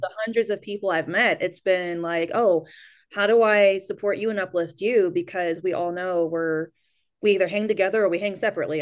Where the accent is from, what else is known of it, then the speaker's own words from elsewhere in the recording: United States; also born or lived in New Mexico / California; now in Kentucky, United States; I actually grew up in New Mexico and California